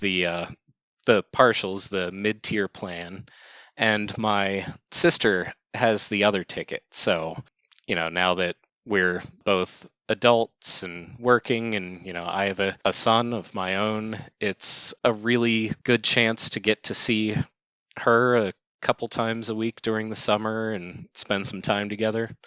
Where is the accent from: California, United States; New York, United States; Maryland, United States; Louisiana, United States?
Maryland, United States; Baltimore; they are my hometown team